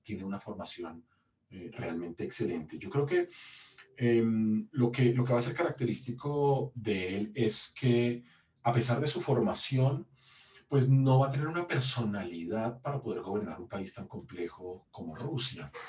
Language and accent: Spanish; Colombia; moved away; soy un historiador colombiano que se formó en la Universidad